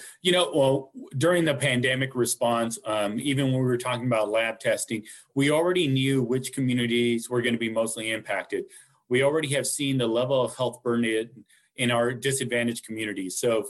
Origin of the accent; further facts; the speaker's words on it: Wasco, California, United States; I am from the Central Valley, so I am a Kern County boy. So I definitely love to speak on this topic of equity as growing up in the Kern County area in Wasco specifically